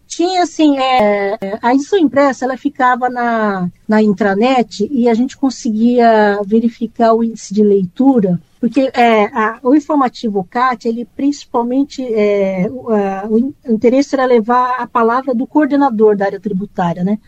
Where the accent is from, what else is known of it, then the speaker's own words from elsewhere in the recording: Campinas, São Paulo, Brazil; moved away as an adult; now in São Paulo, Brazil; eu sou natural de Campinas, é, sou do interior